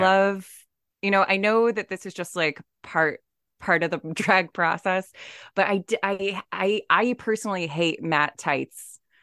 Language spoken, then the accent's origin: English; San Diego, California, United States; I grew up in San Diego